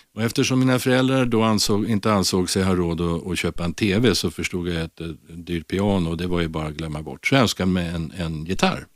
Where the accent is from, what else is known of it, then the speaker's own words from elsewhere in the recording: Stockholm, Stockholm County, Sweden; jag är född och uppvuxen i ett ställe som, alltså som bär det konstigaste förortsnamnet av alla, vill, inte vill säga lite, nämligen Blås ut, som ligger väldigt nära Globen